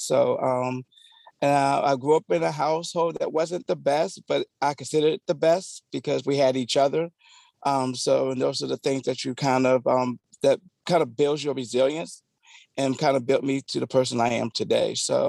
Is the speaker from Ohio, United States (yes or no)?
no; Alexandria, Virginia, United States; also born or lived in Falls Church, Virginia; Like Tina said, I grew up in Alexandria. I grew up in Falls Church, Alexandria.